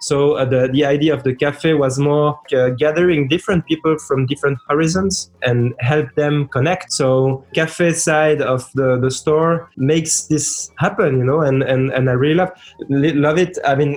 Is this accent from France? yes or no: yes; France; also born or lived in Lebanon / Switzerland; born in Lebanon. I grew up with the record collection of my parents, mostly Arabic music, and then I grew up in France and Switzerland.